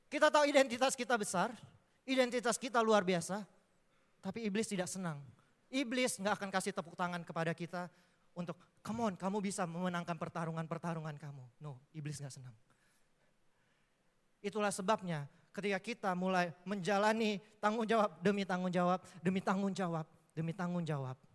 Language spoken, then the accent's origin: Indonesian; Palembang, South Sumatra, Indonesia; saya aslinya orang Palembang dan saya bisa di Surabaya karena anugerah Tuhan, bukan kebetulan karena saya terpilih